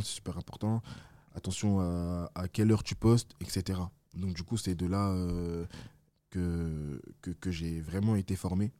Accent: Villefontaine, Auvergne-Rhône-Alpes, France; also born or lived in Besançon; je viens de Villefontaine, mais avant ça, je suis né à Besançon.

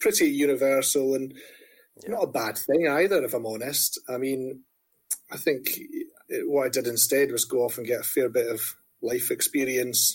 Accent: Dundee, Scotland, United Kingdom; moved away as an adult; also born or lived in New York; now in Edinburgh, United Kingdom; I grew up in Dundee in the 90s in terms of formative years and teenage years

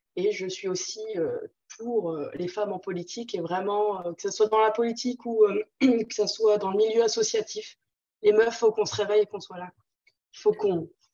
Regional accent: Nancy, Grand Est, France; Je viens de Nancy, donc là où il fait très froid également.

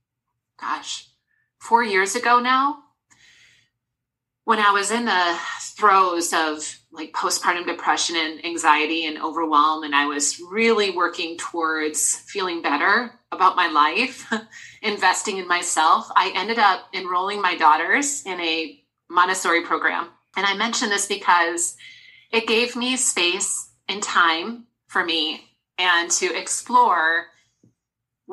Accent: Wisconsin, United States; also born or lived in Des Moines, Iowa; now in Minnesota, United States; I'm originally from Wisconsin, so I'm a cheesehead at heart

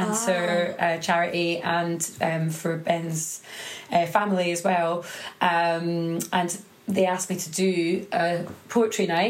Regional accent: Edinburgh, Scotland, United Kingdom; moved away as an adult; also born or lived in London; I am from Edinburgh.

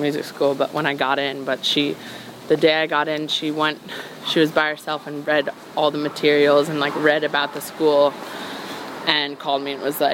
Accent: New York, United States; growing up in New York

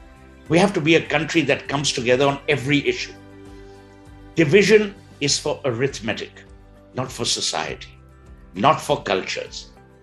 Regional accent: India

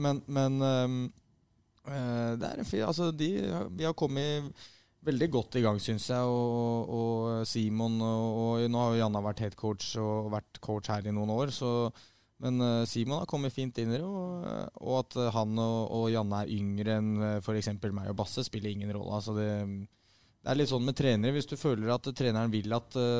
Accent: Oslo, Norway; moved away as an adult; jeg er fra Vålerenga og vokste opp

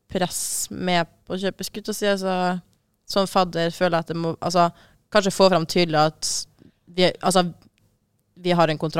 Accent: Northern Norway, Norway; altså selv om jeg er fra Nord-Norge, så er det liksom sånn distanse på åtte timer, liksom.

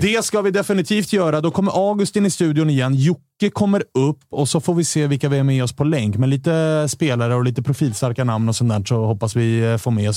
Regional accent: Stockholm, Stockholm County, Sweden; oss stockholmare

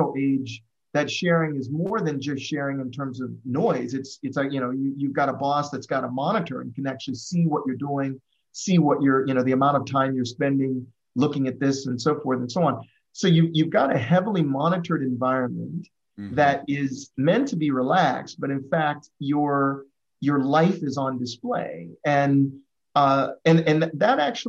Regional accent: Midwest, United States; we're from the Midwest, we're from this kind of background

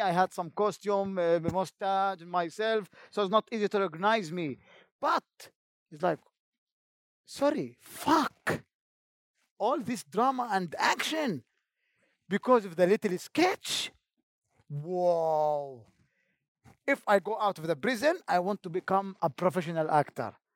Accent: Jenin, West Bank, Palestine; English is a second language; I am from Jenin camp

